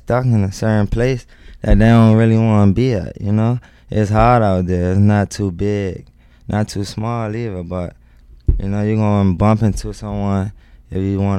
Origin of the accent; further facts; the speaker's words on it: Washington, District of Columbia, United States; Southeast D.C.